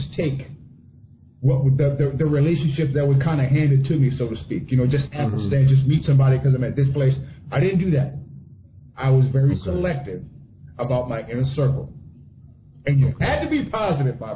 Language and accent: English; South Louisiana, United States; I didn't grow up in Mississippi. My family did. I grew up in Louisiana